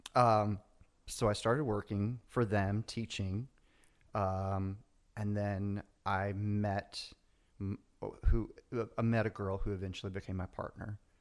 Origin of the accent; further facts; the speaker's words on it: the South, United States; moved away; I grew up in the South, you know, it's, we were a tight family